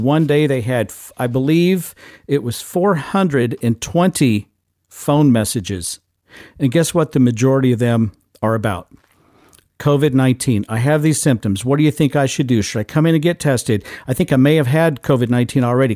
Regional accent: Midwest, United States; I'm a Midwesterner

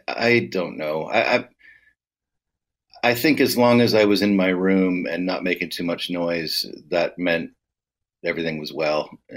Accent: King City, Ontario, Canada; now in Toronto, Canada; I'm from King City because I grew up, I wasn't a Toronto kid

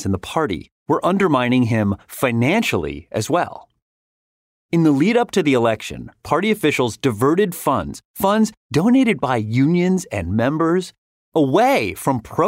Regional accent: United States; As an American

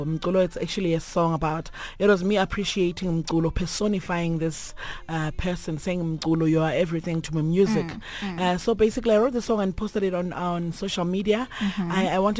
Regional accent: Nkomazi, Mpumalanga, South Africa; born there; So yeah, my family will stay in Mbombela in Nelspruit, but I was born in Nkomazi.

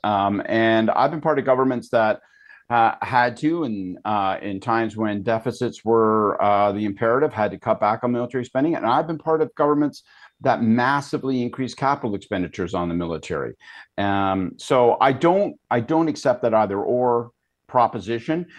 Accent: Canada; as a Canadian

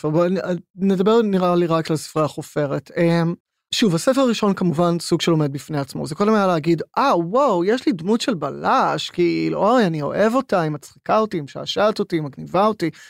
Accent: Herzliya, Tel Aviv District, Israel; עכשיו, אני גדלתי בהרצליה, אני גדלתי בשכנות לכפר שמריהו

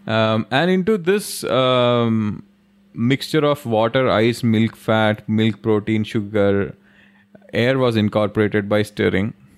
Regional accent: Delhi, India; When we were kids in Delhi, when we were growing up in Delhi

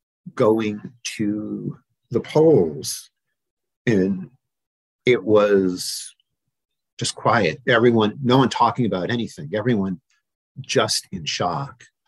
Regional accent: New York City, New York, United States; now in Annapolis, United States; I grew up in New York, in Manhattan.

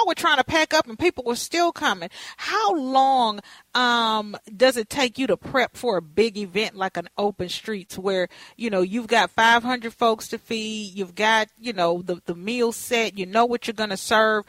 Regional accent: Texas, United States; now in Twin Cities, United States; I'm from Texas

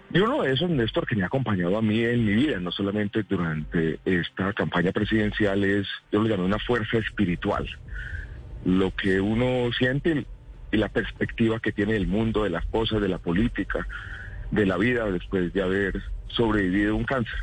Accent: Paisa, Antioquia, Colombia; yo crecí en una familia paisa

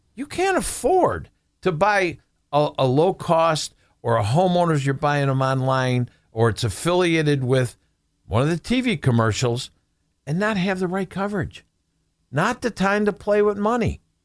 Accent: Buffalo, New York, United States; also born or lived in Amherst; born and raised in Buffalo, uh, live in Amherst

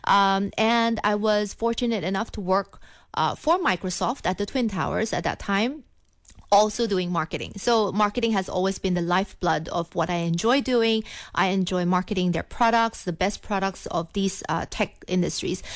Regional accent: Philippines; moved away as an adult; also born or lived in Singapore; now in Kuala Lumpur, Malaysia; I was born in the Philippines, uh, from a Chinese family

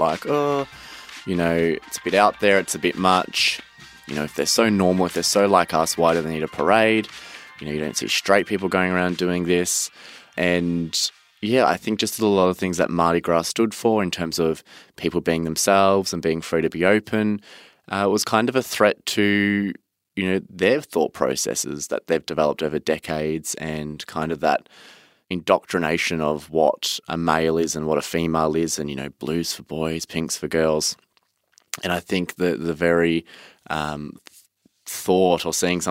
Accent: Cranbourne, Victoria, Australia; I grew up in Cranbourne, which is in the southeast of Melbourne

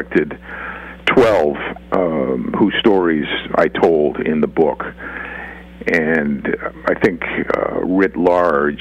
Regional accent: Boston, Massachusetts, United States; I'm from Boston and Massachusetts, a blue state

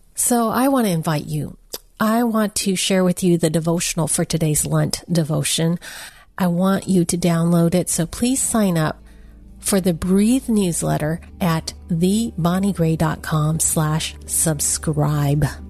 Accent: San Francisco, California, United States; I was born in San Francisco Chinatown

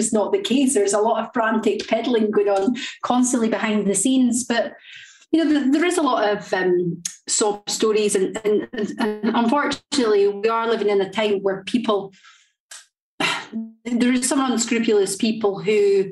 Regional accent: Linlithgow, Scotland, United Kingdom; moved away as an adult; also born or lived in Blackpool / Doncaster; But by I was brought up in Scotland. I was brought up in a place called Linlithgow

